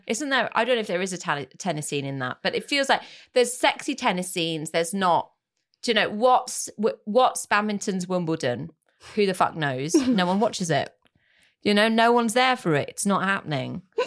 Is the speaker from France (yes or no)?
yes; France; moved away; my childhood growing up in France.